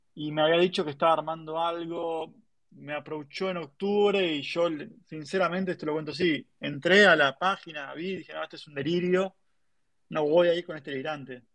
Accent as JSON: {"language": "Spanish", "country": "Argentina", "said": "tenía que acostumbrarme a una idiosincrasia americana eh, siendo argentino"}